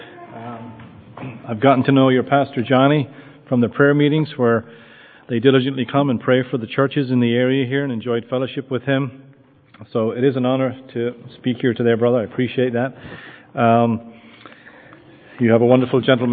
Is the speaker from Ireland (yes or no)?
yes; Limerick, Munster, Ireland; moved away as an adult; also born or lived in United States / Douglas, Cork; now in Shanballymore, Ireland; I grew up in Limerick